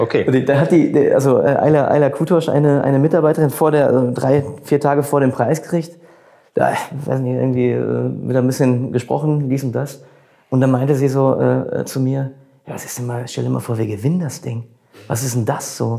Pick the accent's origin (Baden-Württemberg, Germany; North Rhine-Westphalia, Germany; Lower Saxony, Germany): North Rhine-Westphalia, Germany; Bochum; ich bin auch ein Bochumer Junge